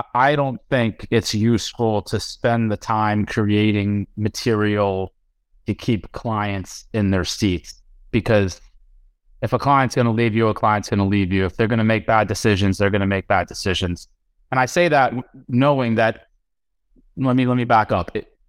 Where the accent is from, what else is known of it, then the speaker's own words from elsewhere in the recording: India; I'm Indian.